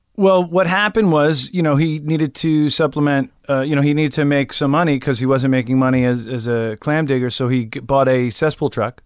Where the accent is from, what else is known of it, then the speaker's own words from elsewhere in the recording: West Islip, New York, United States; also born or lived in Mastic, New York / Pennsylvania; I grew up on Long Island